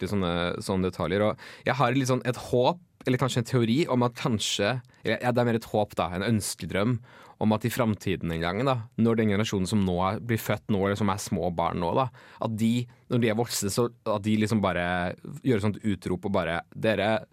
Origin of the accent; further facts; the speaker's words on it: Bærum, Akershus, Norway; moved away; jeg kommer fra Bærum